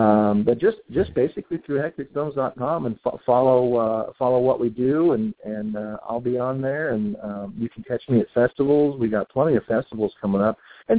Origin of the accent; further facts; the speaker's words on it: Bakersfield, California, United States; born there; also born or lived in San Diego / Laughlin, Nevada; I was born in Bakersfield, but lived most of my life here. I've lived in San Diego. I've lived in Laughlin, Nevada.